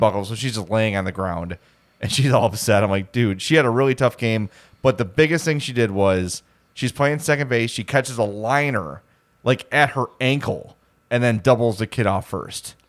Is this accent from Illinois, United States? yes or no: yes; Homewood, Illinois, United States; I'm from Homewood